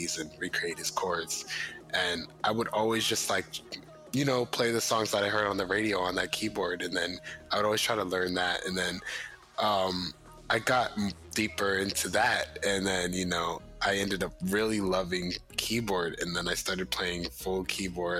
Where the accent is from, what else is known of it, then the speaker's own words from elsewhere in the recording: Jersey City, New Jersey, United States; Jersey City. That's where I was born